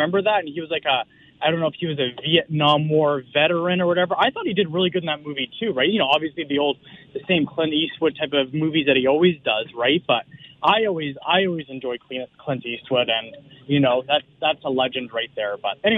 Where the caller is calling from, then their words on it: Molesworth, Ontario, Canada; I'm calling from Molesworth, Upper Canada.